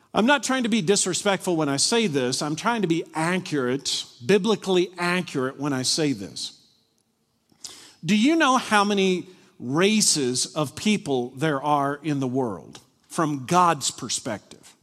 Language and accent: English; Glasgow, Kentucky, United States; moved away; I grew up in Glasgow, Kentucky